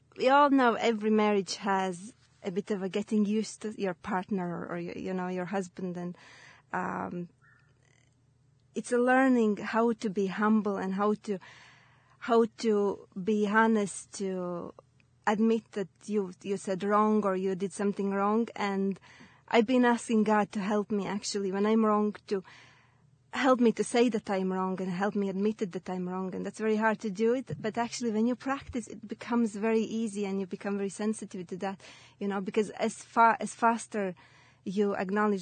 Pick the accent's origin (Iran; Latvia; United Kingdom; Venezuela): Latvia; English is a second language; moved away as an adult; now in Ireland; I'm originally from Latvia, and I moved to Ireland 7 years ago.